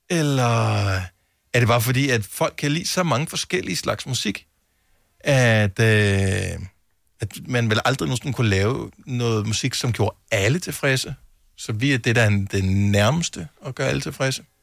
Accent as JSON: {"language": "Danish", "region": "Southern Denmark", "country": "Denmark", "said": "Selv som Fynbo"}